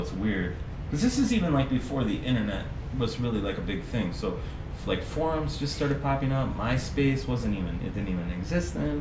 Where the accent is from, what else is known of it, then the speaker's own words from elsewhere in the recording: Green Bay, Wisconsin, United States; I'm a West Sider my entire life. Um, yeah, I grew up there.